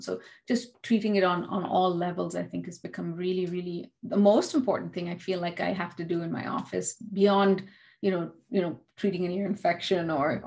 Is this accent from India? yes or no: yes; India; being an Indian